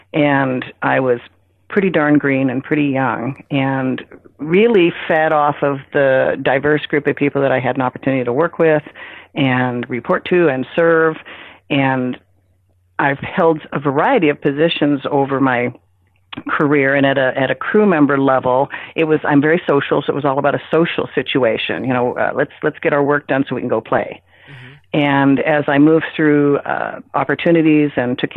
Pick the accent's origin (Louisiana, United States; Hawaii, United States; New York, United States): Hawaii, United States; I was raised in Hawaii